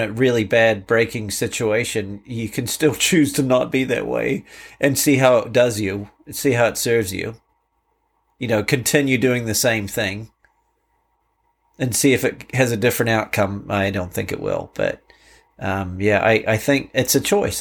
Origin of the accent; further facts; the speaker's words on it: Canterbury, New Zealand; moved away as an adult; now in United States; my life growing up in New Zealand